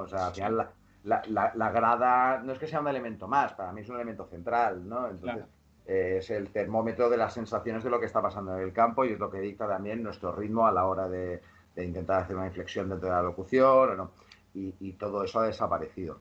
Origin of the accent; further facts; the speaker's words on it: Mallorca, Balearic Islands, Spain; moved away as an adult; also born or lived in Barcelona; De la zona de donde yo soy, en Mallorca, hay una albufera muy grande